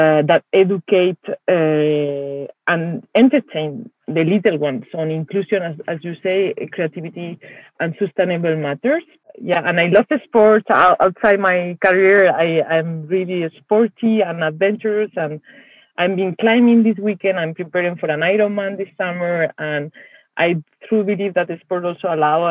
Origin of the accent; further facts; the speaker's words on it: Spain; moved away as an adult; now in Switzerland; I'm originally from Spain, but I've been living and working in Switzerland for 9 years